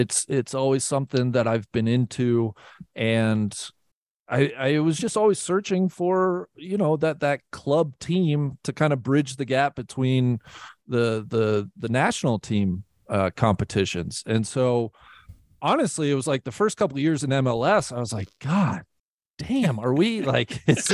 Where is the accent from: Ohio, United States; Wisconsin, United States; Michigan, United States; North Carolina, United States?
Ohio, United States; Cincinnati; moved away; my hometown